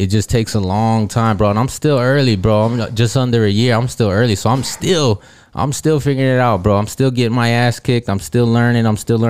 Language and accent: English; Illinois, United States; also born or lived in Georgia; Because, I grew up in Illinois for a little while. Spent a lot of time in Georgia.